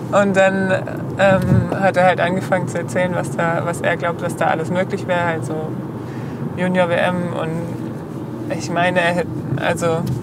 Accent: Bad Rappenau, Baden-Württemberg, Germany; also born or lived in Heilbronn; bin ich aufgewachsen in der Nähe von Bad Rappenau

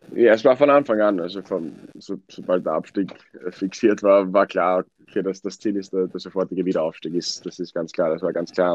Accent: Wiener Neustadt, Lower Austria, Austria; now in England, United Kingdom; in Wiener Neustadt

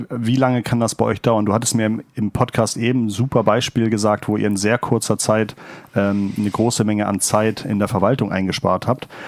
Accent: Hamburg, Germany; ich komme ich komm aus Hamburg.

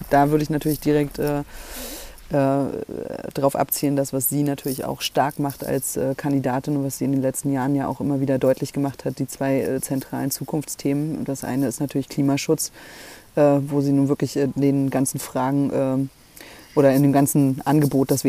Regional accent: Schleswig-Holstein, Germany; uns als Schleswig-Holsteiner, Schleswig-Holsteinerinnen ordentlich zu organisieren und für unser Bundesland auch über die Parteigrenzen hinaus zu sprechen.

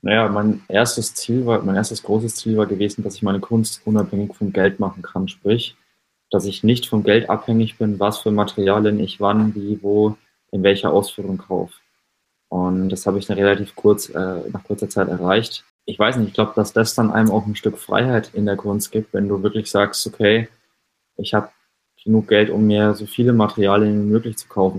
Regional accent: Schweinfurt, Bavaria, Germany; moved away as an adult; also born or lived in Nuremberg; von meinem Heimatort Schweinfurt in kleinen Unterfranken

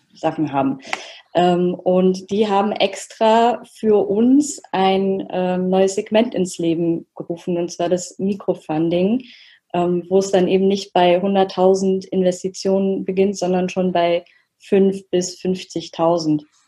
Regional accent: Oberursel, Hesse, Germany; Ich bin aus Oberursel

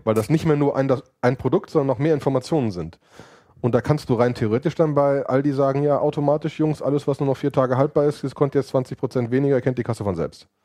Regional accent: Cologne, North Rhine-Westphalia, Germany; ich bin äh, Kölner, Familienvater, Serienunternehmer

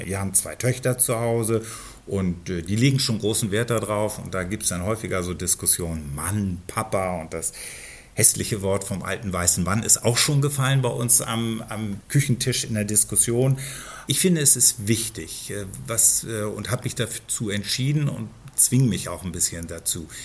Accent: Berlin, Germany; Ich komme genau aus der anderen Ecke von Berlin

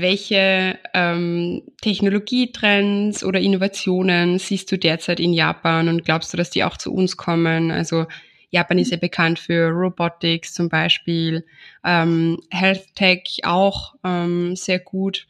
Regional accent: Austria; bei uns in Österreich

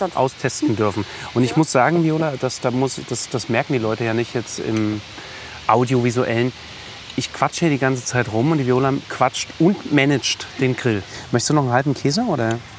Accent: Dresden, Saxony, Germany; moved away; ich bin äh, auf dem Hochland groß geworden, bin in Bülau, dresden bülau dann zur Schule gegangen

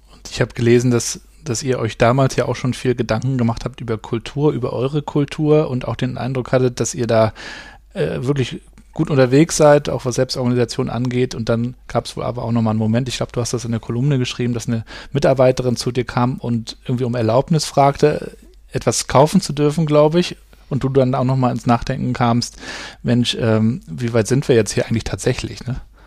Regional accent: Rostock, Mecklenburg-Vorpommern, Germany; also born or lived in Hamburg; Und ich bin ja hier in Rostock aufgewachsen in, in den 80er Jahren in der DDR

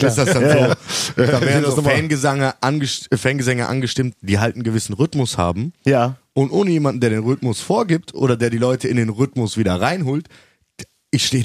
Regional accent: Cologne, North Rhine-Westphalia, Germany; Rainer Kallmund, muss man auch sagen, Rainer Kallmund, selbst für uns als Kölner, ist ja ein sympathischer Typ eigentlich

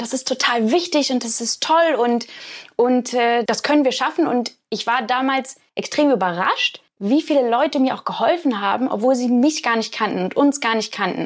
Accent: Hamburg, Germany; now in Oxford, United Kingdom; weil ich ja in Hamburg groß geworden bin

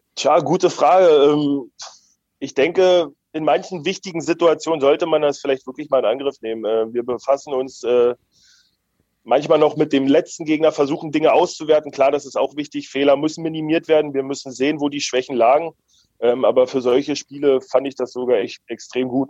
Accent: Premnitz, Brandenburg, Germany; now in Eisenach, Germany; ich komme aus Premnitz gebürtig.

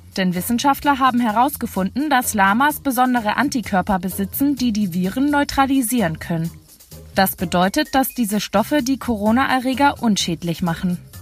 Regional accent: Germany; Bei uns in Deutschland

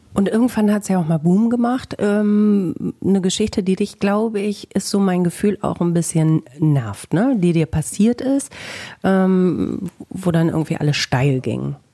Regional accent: Bielefeld, North Rhine-Westphalia, Germany

